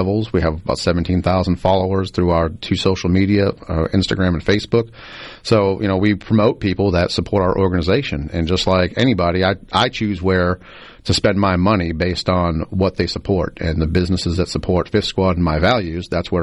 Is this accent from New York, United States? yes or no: no; Boston, Massachusetts, United States; moved away as an adult; now in Mississippi, United States; I'm originally from Boston